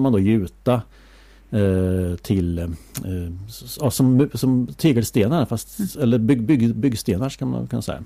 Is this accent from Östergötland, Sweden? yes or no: yes; Åtvidaberg, Östergötland, Sweden; jag är uppvuxen på Valkaregatan, ett stenkast ifrån Hocklasjön